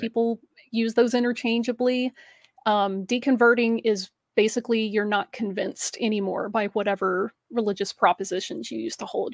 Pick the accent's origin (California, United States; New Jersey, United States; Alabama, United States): Alabama, United States; I grew up in the Deep South in Alabama